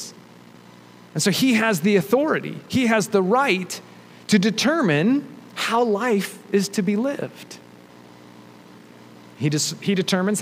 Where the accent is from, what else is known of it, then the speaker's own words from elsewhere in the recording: United States; we're American